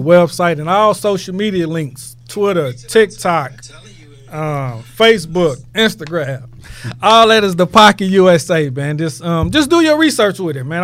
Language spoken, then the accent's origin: English; Houston, Texas, United States; I'm from Houston, man. Herm Clark, man. Born and raised